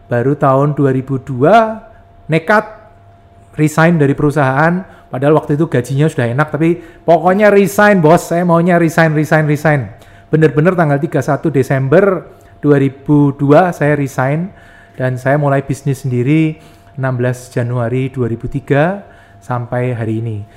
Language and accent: Indonesian; Yogyakarta, Special Region of Yogyakarta, Indonesia; Saya lahir di Jogja uh, sampai kuliah saya di Jogja